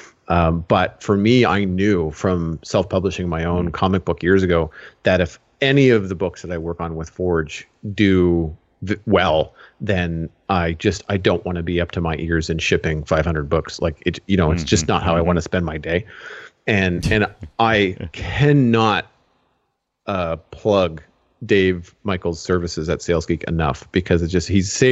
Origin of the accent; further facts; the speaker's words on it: Canada; you and I both being Canadian